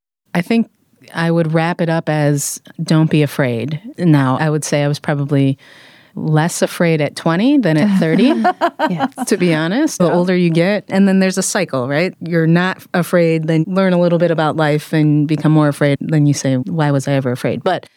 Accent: Midwest, United States; Like I said, I'm from the Midwest, so you don't do that, actually.

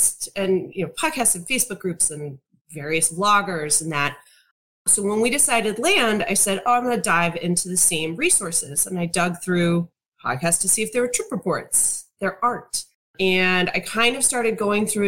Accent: Chicago, Illinois, United States; we're from the Chicagoland area

